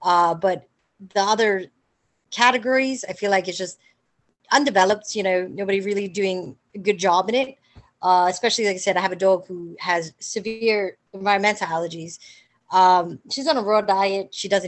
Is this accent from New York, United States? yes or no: yes; Staten Island, New York, United States; I grew up in Staten Island.